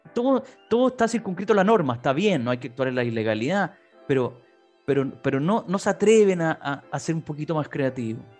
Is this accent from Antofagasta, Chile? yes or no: no; San Bernardo, Santiago Metropolitan Region, Chile; fui concejal de San Bernardo, mi ciudad natal además